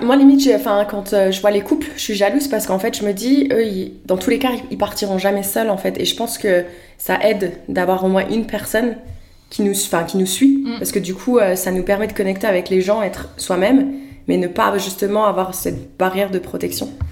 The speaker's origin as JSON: {"language": "French", "country": "France", "moved": "yes", "said": "je viens de la France"}